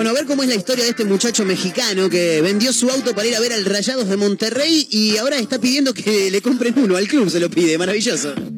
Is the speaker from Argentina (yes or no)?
yes; Argentina; nosotros los argentinos